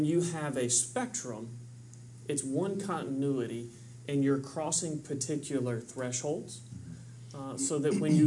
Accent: Kentucky, United States; I'm from Kentucky

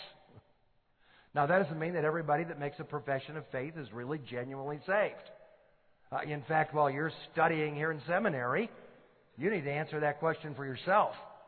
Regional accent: Detroit, Michigan, United States; I grew up in Detroit, Michigan, in a totally non-Christian family

